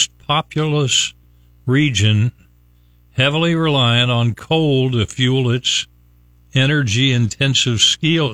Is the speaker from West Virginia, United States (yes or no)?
yes; West Virginia, United States; now in Tampa Bay, United States; my home state of West Virginia